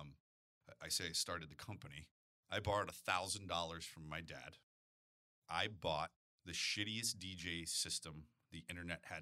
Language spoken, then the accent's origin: English; Sterling, United States; moved away as an adult; also born or lived in St. Louis, Missouri; I moved from my hometown in Sterling